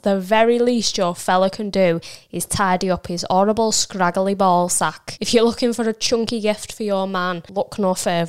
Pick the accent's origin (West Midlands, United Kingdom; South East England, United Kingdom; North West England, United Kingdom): North West England, United Kingdom; St Helens; I'm from St. Helens.